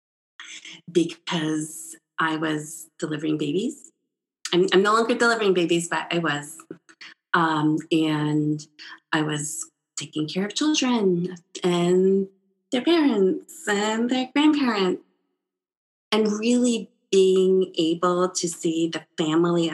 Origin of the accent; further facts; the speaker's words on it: Czechia; also born or lived in Italy; now in United States; I was born in the Czech Republic under communism.